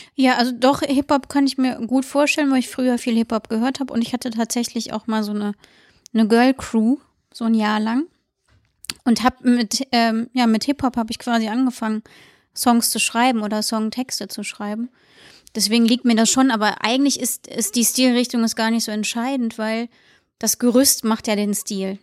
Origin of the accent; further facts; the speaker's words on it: Siegburg, North Rhine-Westphalia, Germany; moved away as an adult; now in Cologne, Germany; Ich wohne jetzt 13 Jahre, glaube ich, in Köln und komme aus Siegburg.